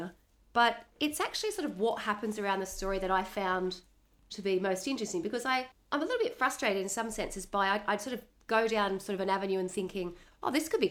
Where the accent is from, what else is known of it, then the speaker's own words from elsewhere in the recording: Australia; being Australian and growing up always looking at the US